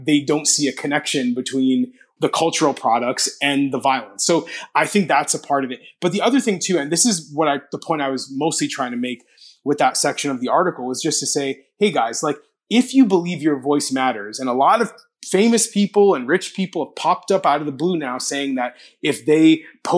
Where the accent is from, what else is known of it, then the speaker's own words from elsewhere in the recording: Toronto, Ontario, Canada; in Toronto, my hometown